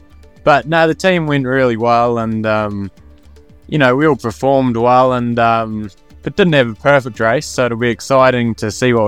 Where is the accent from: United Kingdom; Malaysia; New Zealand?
New Zealand; Eastern Southland; I'm from Eastern Southland